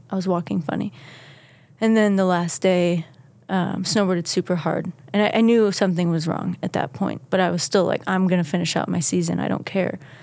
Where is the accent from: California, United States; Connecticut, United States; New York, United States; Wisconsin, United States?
Wisconsin, United States; Kewaskum; moved away; Kewaskum, Wisconsin. It's a small village in Wisconsin